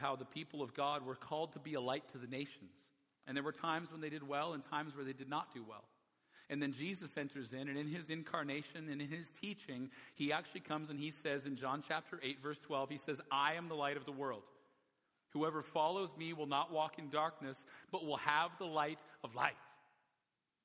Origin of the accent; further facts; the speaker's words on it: Alberta, Canada; now in Vancouver, Canada; where I grew up in Alberta, I'll just tell you, it's a very small community